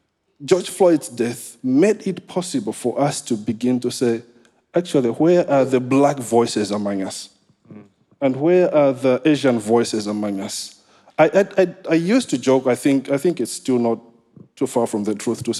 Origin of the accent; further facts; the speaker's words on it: Malawi; also born or lived in St. Paul, Minnesota; now in Liverpool, United Kingdom; I come from Malawi. I am the crazy Malawian